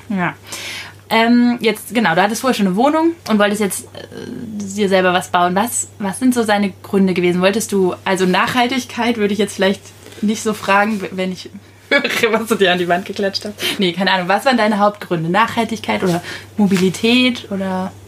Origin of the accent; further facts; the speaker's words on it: Schleswig-Holstein, Germany; moved away; ich komme aus Schleswig-Holstein